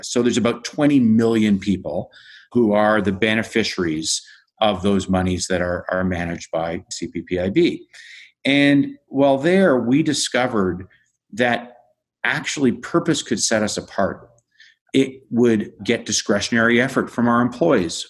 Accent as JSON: {"language": "English", "country": "Canada", "said": "I found myself as a Canadian working with the Canadian pension plan system"}